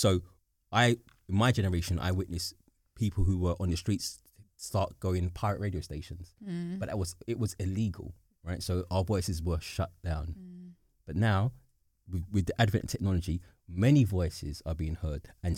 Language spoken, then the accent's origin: English; London, United Kingdom; I am British. I'm from here. I'm a London, whatever it is.